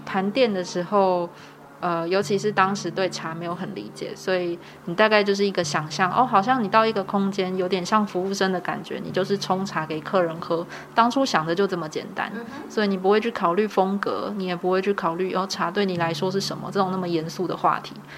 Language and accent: Chinese; Kaohsiung, Taiwan; now in Tainan, Taiwan; 我是高雄人。哎。对。可我这是在台南读书